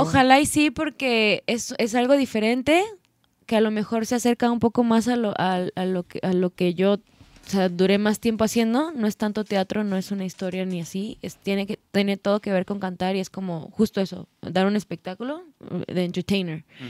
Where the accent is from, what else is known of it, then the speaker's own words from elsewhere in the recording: Guadalajara, Jalisco, Mexico; moved away as an adult; now in Mexico City, Mexico; los que somos de acá, de Guadalajara